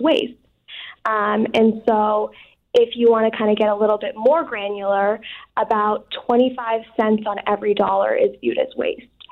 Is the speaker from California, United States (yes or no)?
no; Southborough, Massachusetts, United States; growing up in Southborough, Massachusetts, um, I didn't grow up around a lot of diversity